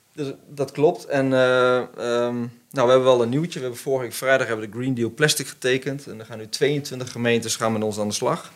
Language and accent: Dutch; the Arnhem area, Gelderland, Netherlands; ik kom uit het Arnhemse